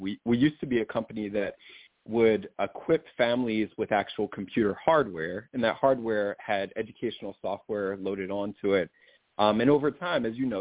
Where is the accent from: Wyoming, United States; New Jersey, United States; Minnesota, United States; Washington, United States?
New Jersey, United States; moved away as an adult; also born or lived in Philadelphia, Pennsylvania; now in Los Angeles, United States; I grew up in South Jersey